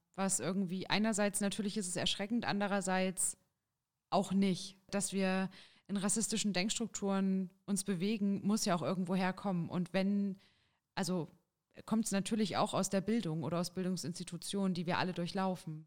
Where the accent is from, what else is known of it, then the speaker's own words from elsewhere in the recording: Jena, Thuringia, Germany; ich bin geboren in Jena und wohne derzeit auch in Jena